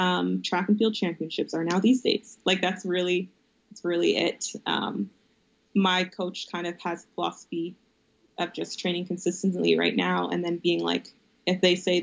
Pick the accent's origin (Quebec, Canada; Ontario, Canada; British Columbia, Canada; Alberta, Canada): Alberta, Canada; Calgary; my family growing up in the South